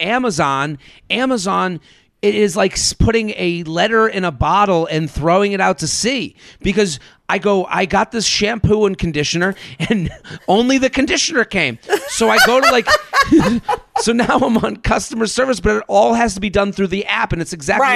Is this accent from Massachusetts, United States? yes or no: yes; Boston, Massachusetts, United States; moved away as an adult; now in New York City, United States; I'm from Boston right. I've lived here since 2007